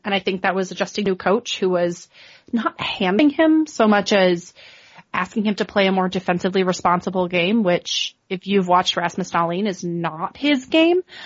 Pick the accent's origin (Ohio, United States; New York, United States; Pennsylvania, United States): Ohio, United States; Cleveland; moved away as an adult; also born or lived in Buffalo; I grew up in Cleveland, Ohio, where we didn't have a professional team